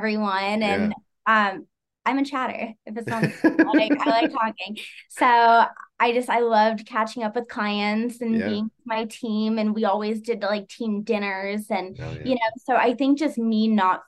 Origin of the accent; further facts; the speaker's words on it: Las Vegas, Nevada, United States; moved away as an adult; now in Utah, United States; So my fiance, we're both from Vegas